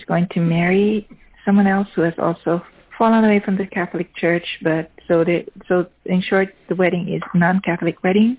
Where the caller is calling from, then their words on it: Vancouver, British Columbia, Canada; I'm calling from Vancouver.